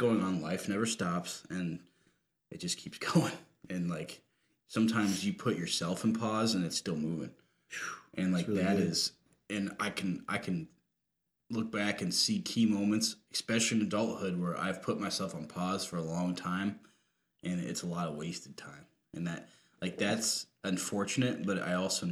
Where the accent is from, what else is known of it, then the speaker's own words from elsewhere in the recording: Rochester, United States; moved away; my hometown